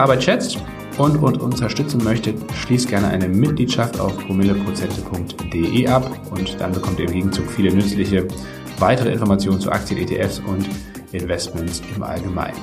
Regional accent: Northern Germany, Germany; wir kommen ja beide aus Norddeutschland

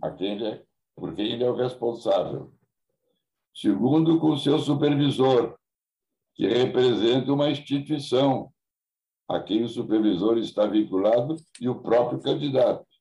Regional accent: Porto Alegre, Rio Grande do Sul, Brazil; Nunca saí de Porto Alegre

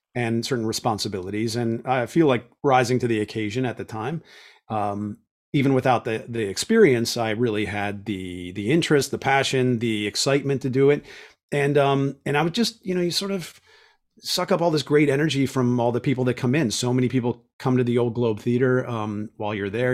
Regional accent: Pittsburgh, Pennsylvania, United States; moved away; I'm from Pittsburgh

